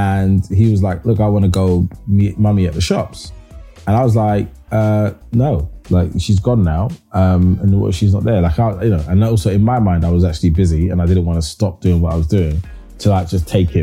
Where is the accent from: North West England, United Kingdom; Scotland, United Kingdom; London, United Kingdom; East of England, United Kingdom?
London, United Kingdom; When I was raised in Hackney, there is an area called Hoxton